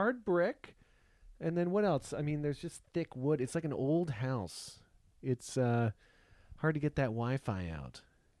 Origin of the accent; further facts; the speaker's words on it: Canada; now in California, United States; We moved from Canada to California, and we're living with almost the same amount of people, but in a smaller area.